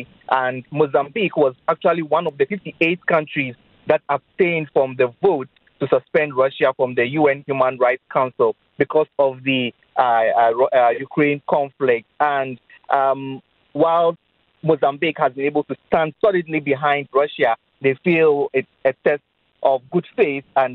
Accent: Ghana; I'm Ghanaian.

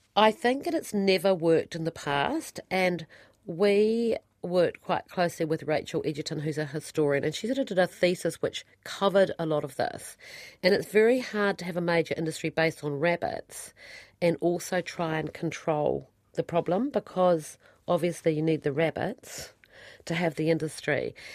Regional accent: Central Otago, New Zealand; moved away; I come from Central Otago

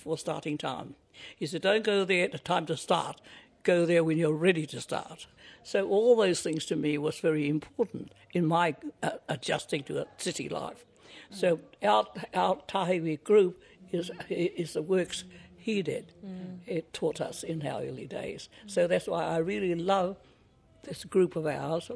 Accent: Ngāpuhi, Northland, New Zealand; moved away as an adult; now in Wellington, New Zealand; I'm from Ngāpuhi, from the Mahurihuri, and my marae is o Tātara, and my awa is Waima

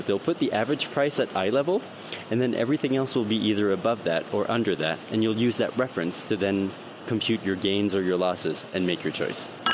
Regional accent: Canada; now in United Kingdom; I'm an immigrant. I'm from Canada

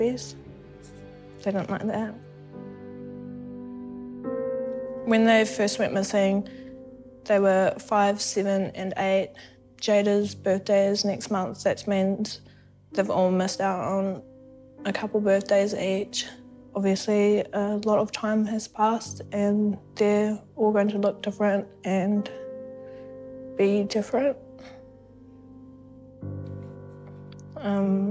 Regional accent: Waikato, New Zealand; I was born in Waikato

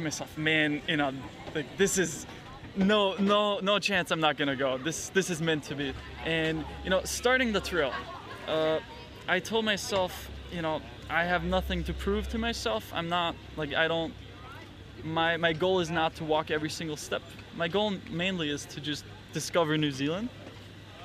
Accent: Austria; I'm from Austria

